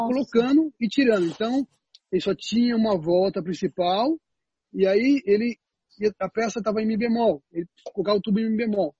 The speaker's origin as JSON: {"language": "Portuguese", "town": "Penápolis", "region": "São Paulo", "country": "Brazil", "tie": "born or raised there", "said": "eu nasci em São Paulo, mas eu me mudei para o interior muito cedo"}